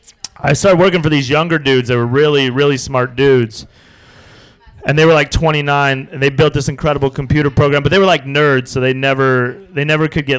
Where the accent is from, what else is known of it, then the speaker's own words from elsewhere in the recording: Wyoming, United States; moved away as an adult; also born or lived in Las Vegas; I was 22 from Wyoming